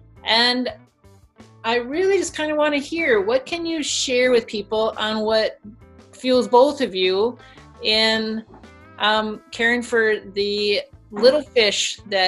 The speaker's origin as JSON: {"language": "English", "town": "Phoenix", "region": "Arizona", "country": "United States", "tie": "born or raised there", "also_born_or_lived": "Minnesota", "moved": "yes", "said": "I am a desert girl. I was born, I was born in Minnesota, but spent the majority of my youth in Phoenix, Arizona."}